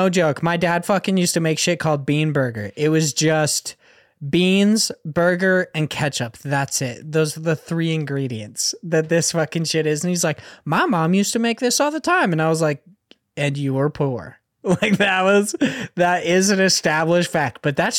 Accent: Australia; as you may or may not know, I am Australian.

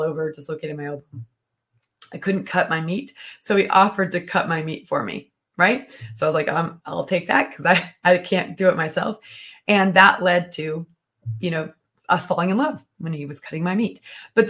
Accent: United States; I'm American

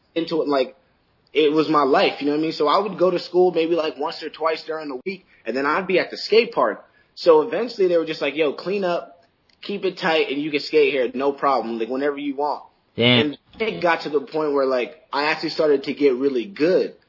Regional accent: Middletown, Rhode Island, United States; I grew up in Middletown.

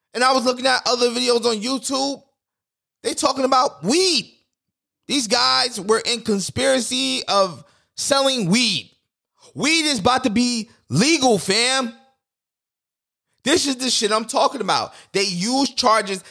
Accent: New York City, New York, United States; I'm from New York City

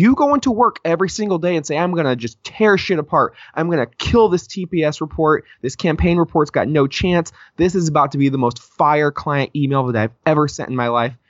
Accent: Oakland, California, United States; Like, I'm from Oakland. I'm not going to put up with this shit.

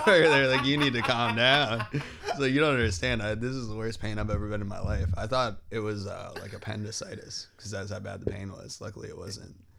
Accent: Wilbraham, Massachusetts, United States; I'm from, um, Western Massachusetts, so a town called Wilbraham.

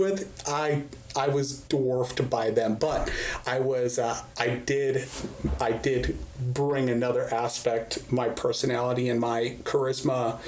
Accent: Arizona, United States; moved away as an adult; also born or lived in New York / Fort Bragg, North Carolina; I originally grew up, early childhood, very formative years in Arizona

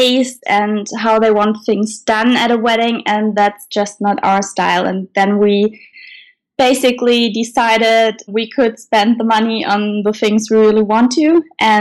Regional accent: Germany; we are from Germany

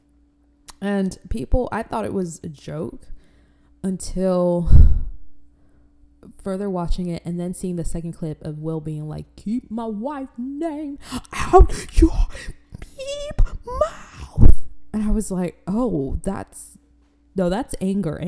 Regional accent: Florida, United States; also born or lived in Africa; I'm not from Florida, but I was raised in Florida.

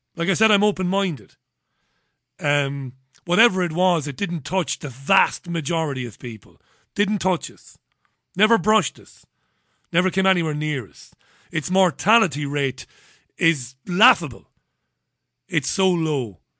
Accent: Waterford, Munster, Ireland; I grew up in Ballybeg, and when, this is in Waterford

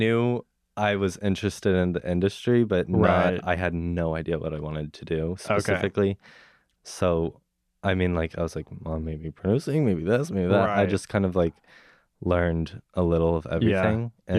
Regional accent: Dallas, Texas, United States; moved away; So, I'm from Dallas, Texas.

